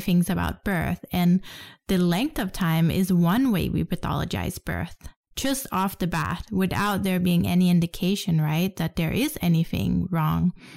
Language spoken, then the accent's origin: English; Denmark; growing up in Denmark